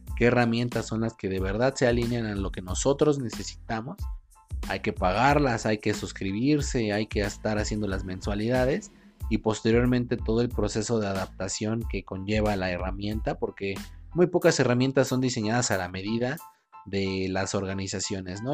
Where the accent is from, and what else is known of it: Mexico